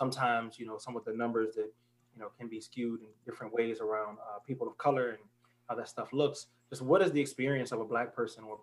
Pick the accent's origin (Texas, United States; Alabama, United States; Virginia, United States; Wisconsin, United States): Virginia, United States; Newport News; moved away as an adult; also born or lived in Atlanta, Georgia / Florida; my people from Virginia. So I'm from Newport News, Virginia.